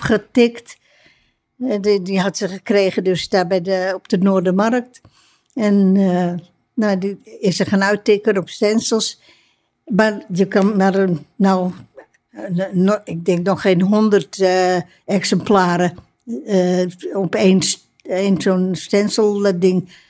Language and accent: Dutch; Amsterdam, North Holland, Netherlands; ik ben als, pers als persoon, als Amsterdammer